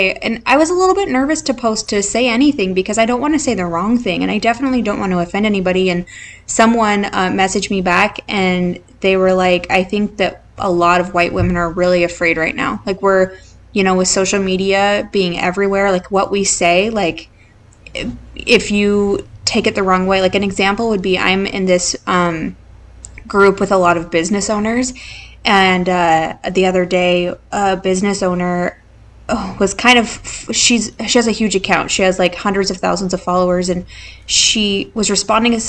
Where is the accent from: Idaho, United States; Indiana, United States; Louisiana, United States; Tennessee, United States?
Idaho, United States; now in San Antonio, United States; we grew up in Idaho